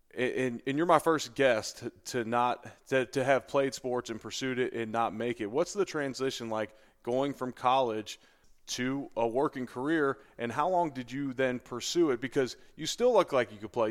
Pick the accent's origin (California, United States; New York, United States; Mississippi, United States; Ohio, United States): Ohio, United States; Cincinnati; moved away as an adult; also born or lived in Buffalo; now in Louisville, United States; the people I grew up around in Cincinnati